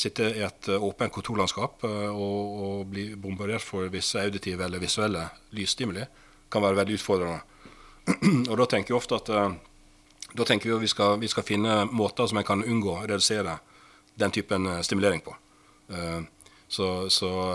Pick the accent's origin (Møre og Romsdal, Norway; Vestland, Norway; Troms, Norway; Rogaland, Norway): Vestland, Norway; Sandane; accent: Western Norwegian (Vestlandet); moved away as an adult; also born or lived in Asker; Oppvokst eh, på et sted som heter Sandane, lite sted, i det som tidligere het eh, Sogn og Fjordane fylke, som nå er Vestland fylke